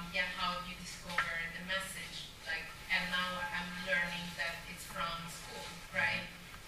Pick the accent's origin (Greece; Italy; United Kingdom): Italy; Civitanova Marche, Marche; now in United States; I'm from Civitanova Marche, that's not too far from Assisi.